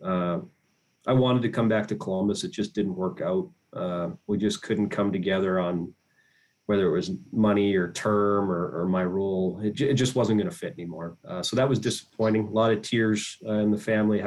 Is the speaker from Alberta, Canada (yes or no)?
yes; Edmonton area, Alberta, Canada; moved away as an adult; in Edmonton was my hometown kind of area team